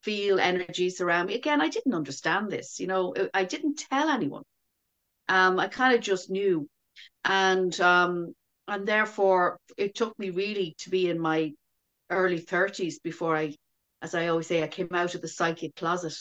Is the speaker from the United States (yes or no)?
no; Dublin, Leinster, Ireland; I was born in Dublin in the mid-60s